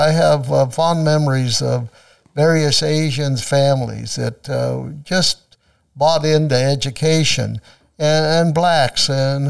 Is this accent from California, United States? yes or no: yes; Susanville, California, United States; moved away as an adult; now in Manteca, United States; I enjoy being from Manteca. And I always used to call Susanville my hometown, but after the years we spend here, Manteca is my hometown now.